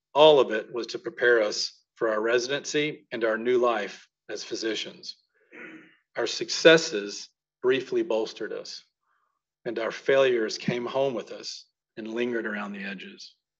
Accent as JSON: {"language": "English", "region": "Mississippi", "country": "United States", "moved": "as an adult", "said": "I was from Mississippi"}